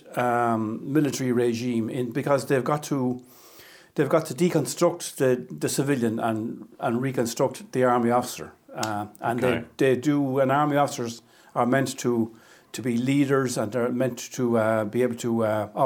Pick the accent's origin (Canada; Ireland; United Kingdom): Ireland; Athlone, Leinster; moved away as an adult; now in Clonmel, Ireland; I'm from Athlone originally